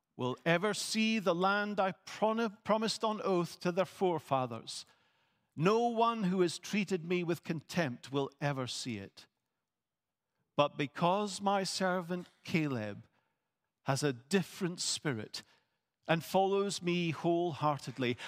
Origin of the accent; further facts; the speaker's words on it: Scotland, United Kingdom; I am a Scot